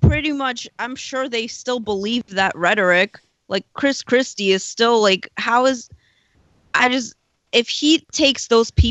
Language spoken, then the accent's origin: English; Ukraine; now in United States; I'm from Ukraine, so I literally come from a communist country.